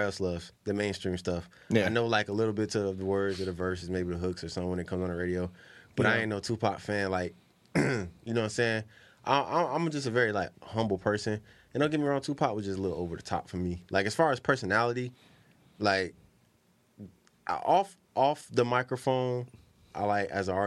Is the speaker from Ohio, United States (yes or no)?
yes; Ohio, United States; I'm from Ohio